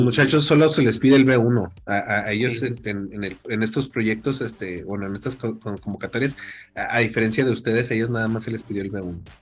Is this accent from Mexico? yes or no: yes; Mexico; como decimos aquí en México